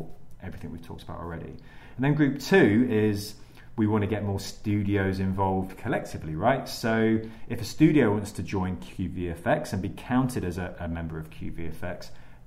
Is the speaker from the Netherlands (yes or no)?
no; Leicester, East Midlands, United Kingdom; now in London, United Kingdom; I'm from Leicester